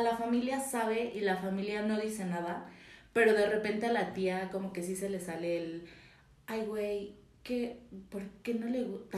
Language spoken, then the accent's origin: Spanish; Mexico City, Mexico; tengo 24 años, soy chilanga